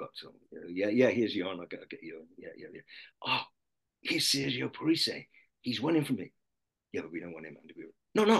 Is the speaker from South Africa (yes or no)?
no; Lydney, South West England, United Kingdom; they call me the Lydney boy